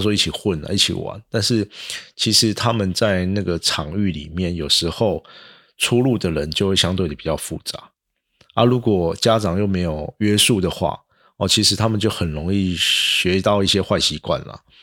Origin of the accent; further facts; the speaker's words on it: central Taiwan, Taiwan; now in Tainan, Taiwan; 早期我在中部的时候，当然也是因为我自己也是读私中的啦